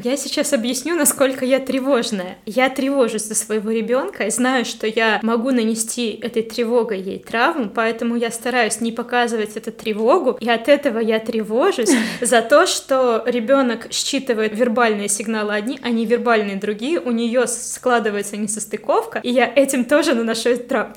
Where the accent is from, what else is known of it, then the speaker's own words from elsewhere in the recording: Vitebsk, Vitebsk Region, Belarus; also born or lived in Kharkiv, Ukraine; когда я приехала парикмахером э, уже из Харькова обратно в Витебск